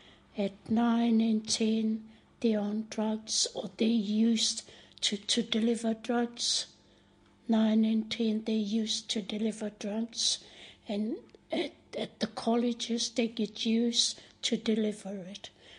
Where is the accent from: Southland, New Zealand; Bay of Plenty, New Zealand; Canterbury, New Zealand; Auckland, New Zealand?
Bay of Plenty, New Zealand; Ruatahuna; born or raised there; first language Maori; English is a second language; moved away as an adult; now in Wellington, New Zealand